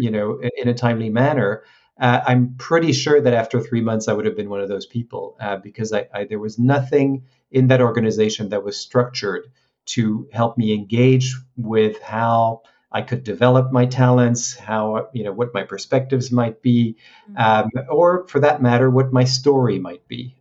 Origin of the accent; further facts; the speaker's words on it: France; moved away as an adult; also born or lived in Hong Kong; I grew up in France, so uh, I graduated in, in Paris